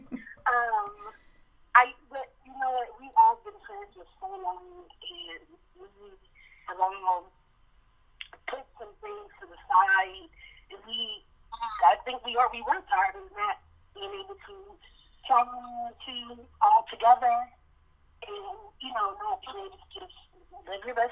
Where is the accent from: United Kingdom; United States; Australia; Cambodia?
United States; St. Louis, Missouri; now in Arizona, United States; I was born and raised in St. Louis, Missouri, and I also live in Arizona now.